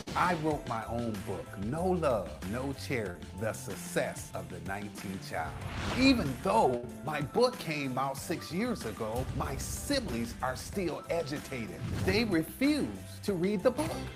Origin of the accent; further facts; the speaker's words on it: Racine, Wisconsin, United States; moved away as an adult; I grew up in Racine, Wisconsin